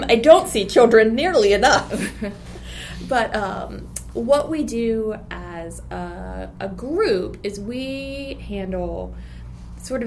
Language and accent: English; Rome, Georgia, United States; my hometown library in Rome, Georgia